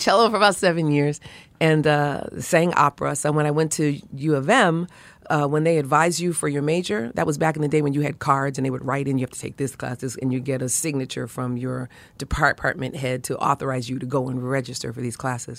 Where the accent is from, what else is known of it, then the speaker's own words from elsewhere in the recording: New York City, New York, United States; where I grew up in Brooklyn